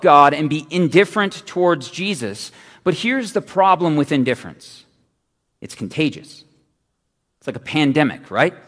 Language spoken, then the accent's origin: English; Phoenix, Arizona, United States; I'm from Phoenix